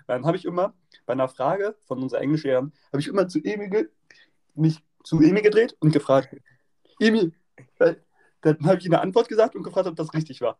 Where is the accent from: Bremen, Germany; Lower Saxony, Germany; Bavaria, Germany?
Bremen, Germany; Wir kommen ja alle aus Bremen